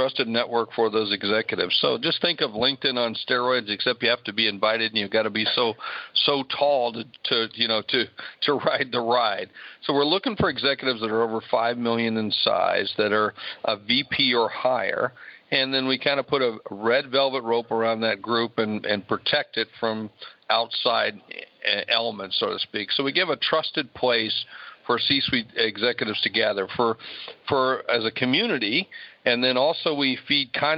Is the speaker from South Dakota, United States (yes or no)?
yes; Sioux Falls, South Dakota, United States; my hometown of Sioux Falls, South Dakota